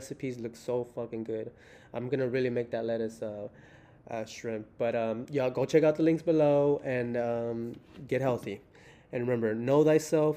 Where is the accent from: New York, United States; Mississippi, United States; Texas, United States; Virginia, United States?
Texas, United States; Houston; I'm from Houston